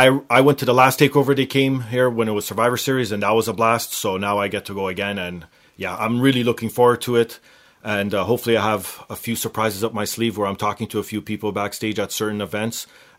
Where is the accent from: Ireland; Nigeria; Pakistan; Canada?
Canada; Toronto, Ontario; my backyard of my hometown of Toronto